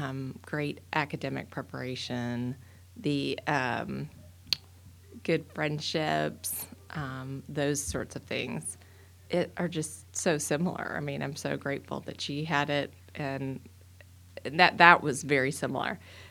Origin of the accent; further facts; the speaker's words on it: Dallas, Texas, United States; So I grew up in Dallas, and at the time, there wasn't a lot of Catholic school options